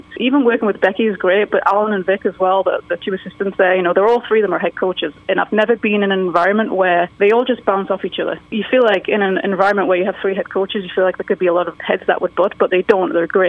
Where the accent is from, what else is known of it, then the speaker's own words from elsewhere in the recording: England, United Kingdom; moved away as an adult; now in United States; Being English is kind of difficult. I'm sure people that know how the immigration goes know how difficult it is to stay.